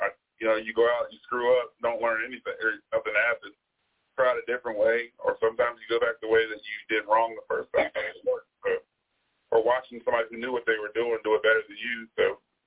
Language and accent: English; Bedford, Virginia, United States; There is. I'm from Bedford.